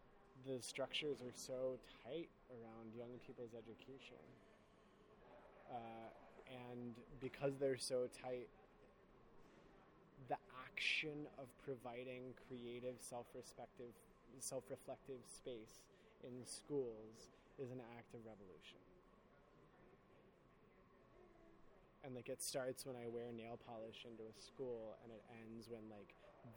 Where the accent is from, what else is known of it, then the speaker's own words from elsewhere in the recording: New Mexico, United States; I grew up in New Mexico